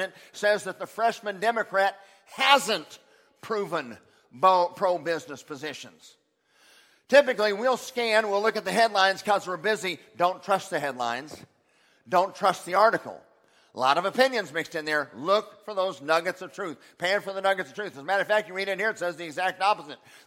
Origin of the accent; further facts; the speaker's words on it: Oklahoma, United States; I'm from Oklahoma